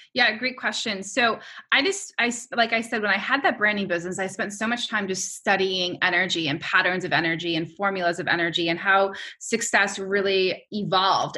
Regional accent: New York, United States; I'm a New Yorker

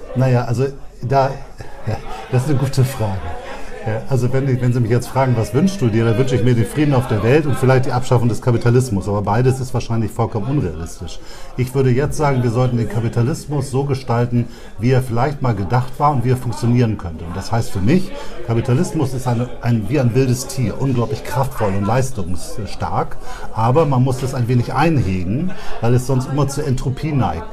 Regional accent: Bremen, Germany; ich bin totaler Bremer

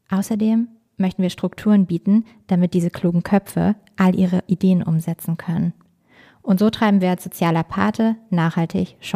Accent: Harz, Germany; raised im schönen Lager, dem Herz im Harz.

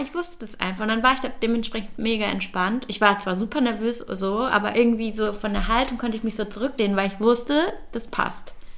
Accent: Bielefeld, North Rhine-Westphalia, Germany; now in Berlin, Germany; ich bin ja gebürtig aus Bielefeld

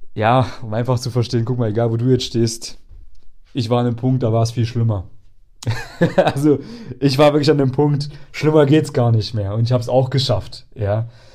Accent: near Erfurt, Thuringia, Germany; Erfurt ist praktisch die, eine der größten Städte, die, äh, in der Nähe von meiner Heimatstadt ist

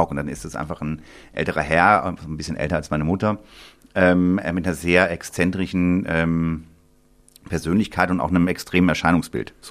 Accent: Bonn, North Rhine-Westphalia, Germany; born there; Ich komme, genau, ich bin in Bonn geboren, im Johanniter Krankenhaus im äh, Januar 1982.

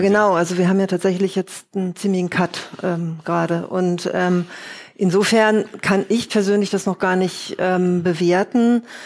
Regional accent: Berlin, Germany; Ich bin Berlinerin

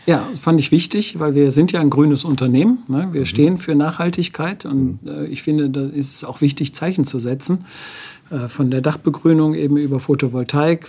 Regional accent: Wuppertal, North Rhine-Westphalia, Germany; now in Nuremberg, Germany; ich komme ja aus Wuppertal

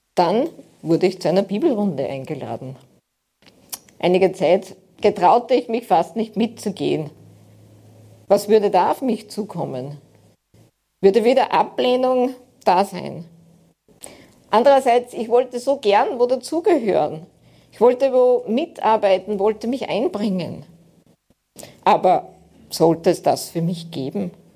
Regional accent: Aschach an der Steyr, Upper Austria, Austria; ich komme aus Steyr, in der Nähe der Stadt Steyr, also einem kleinen Ort, Aschach an der Steyr.

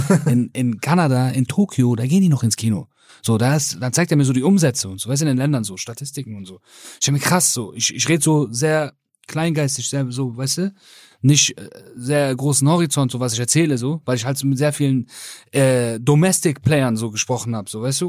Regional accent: Rhineland, Germany; ich bin aus dem Rheinland

